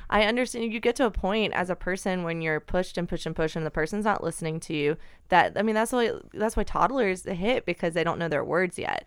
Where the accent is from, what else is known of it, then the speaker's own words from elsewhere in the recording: Alabama, United States; moved away; I grew up in Alabama